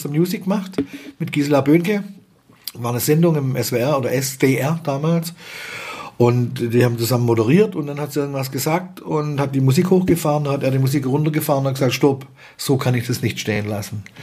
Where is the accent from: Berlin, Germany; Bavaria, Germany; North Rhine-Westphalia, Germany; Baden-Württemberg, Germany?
Baden-Württemberg, Germany; ist schon eine Schwierigkeit, als Schwabe sich das zu fragen, weil ich finde es die geilste Sprache, die mhm. es gibt.